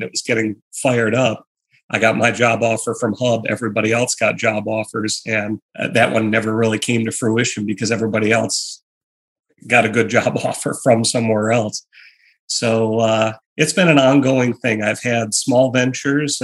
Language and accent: English; Michigan, United States; I grew up in Michigan